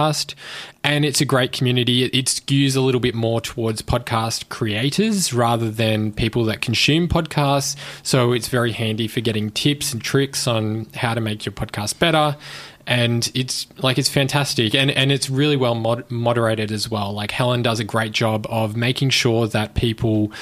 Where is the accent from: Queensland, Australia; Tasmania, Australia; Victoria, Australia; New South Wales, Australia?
Queensland, Australia; Brisbane; also born or lived in Melbourne; I grew up mostly in Brisbane. I was born in Melbourne, but grew up in Queensland.